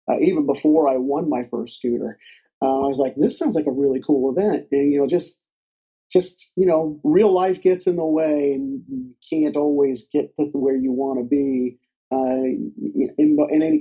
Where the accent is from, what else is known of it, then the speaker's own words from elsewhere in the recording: Southeastern United States, United States; now in Dayton, United States; I grew up an army brat so I lived in a lot of different places, mostly in southeastern United States.